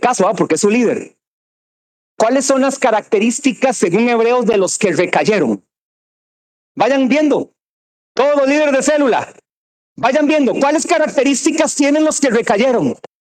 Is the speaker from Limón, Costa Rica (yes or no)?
no; Cartago, Costa Rica; soy de Cartago